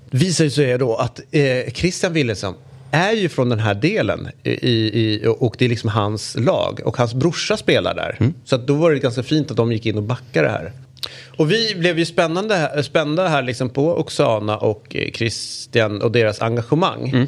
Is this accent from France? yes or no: yes; France; nej, jag kommer från Frankrike.